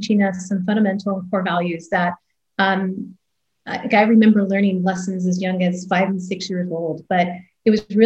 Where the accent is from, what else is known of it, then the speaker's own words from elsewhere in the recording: Canada; moved away as an adult; also born or lived in Toronto, Canada; now in United States; grew up in Canada and I'm daughter of immigrants.